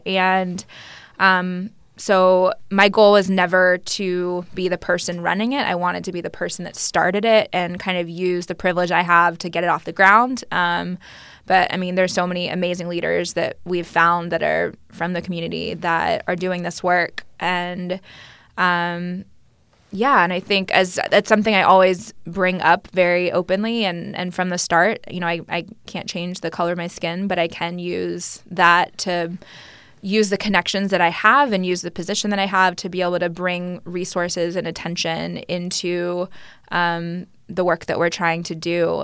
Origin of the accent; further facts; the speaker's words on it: Austin, Texas, United States; moved away as an adult; also born or lived in New York City; I grew up playing here in the Austin soccer community